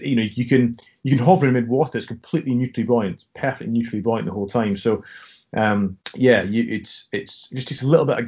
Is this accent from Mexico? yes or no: no; Scotland, United Kingdom; accent: Scottish